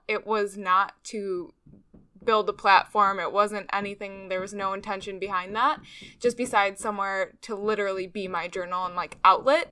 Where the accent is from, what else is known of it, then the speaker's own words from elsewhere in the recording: Chicago, Illinois, United States; now in North Carolina, United States; I'm from Chicago, Illinois, but now I live in North Carolina